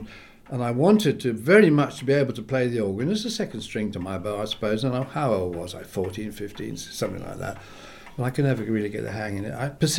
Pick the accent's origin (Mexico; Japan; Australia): Australia; also born or lived in England; I was born in England. As soon as World War II was over, it brought me to Australia when I was 11, and I grew up in Australia until I went back to England.